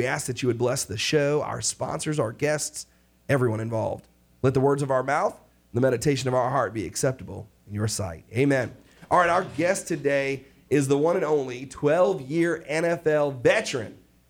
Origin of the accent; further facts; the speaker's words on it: New York, United States; I'm from New York.